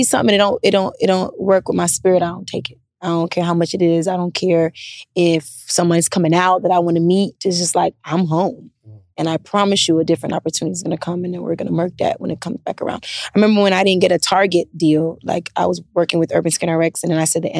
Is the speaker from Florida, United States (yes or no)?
yes; Miami, Florida, United States; moved away as an adult; also born or lived in Charlotte, North Carolina; now in Atlanta, United States; I grew up in Miami with Hispanics, and I was in that crowd of people in middle school